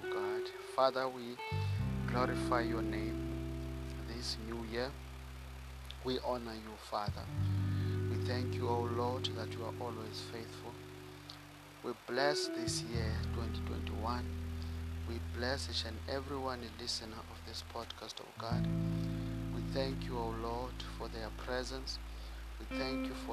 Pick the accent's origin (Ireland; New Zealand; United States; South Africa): South Africa; I come from South Africa